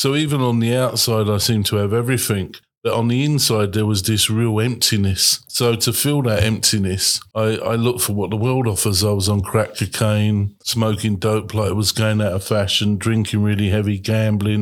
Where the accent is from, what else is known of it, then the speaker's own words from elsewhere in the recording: London, United Kingdom; I was born in the East End of London